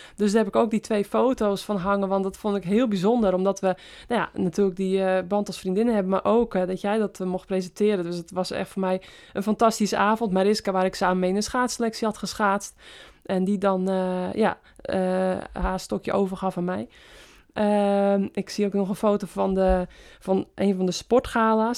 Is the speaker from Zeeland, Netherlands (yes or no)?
no; West-Friesland, North Holland, Netherlands; moved away as an adult; also born or lived in Apeldoorn; mijn roots liggen natuurlijk in West-Friesland. Eh, eerst de 28 jaar gewoond van mijn leven en nu sinds, sinds drie jaar ook weer.